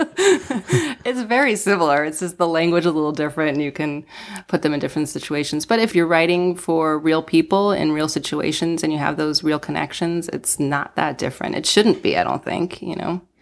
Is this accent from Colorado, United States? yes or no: yes; Denver, Colorado, United States; moved away as an adult; also born or lived in Seattle; now in Los Angeles, United States; I grew up in Denver